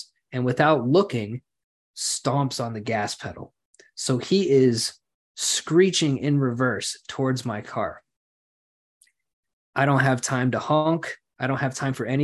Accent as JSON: {"language": "English", "town": "Lawton", "region": "Oklahoma", "country": "United States", "tie": "born or raised there", "moved": "yes", "lives_now": "Edmond, United States", "said": "I am moving back to my hometown for a job opportunity"}